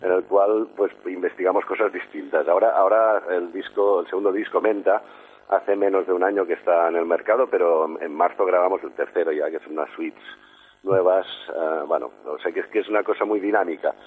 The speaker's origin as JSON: {"language": "Spanish", "town": "Sant Cugat del Vallès", "region": "Catalonia", "country": "Spain", "said": "de aquí, de mi pueblo, de San Cugat"}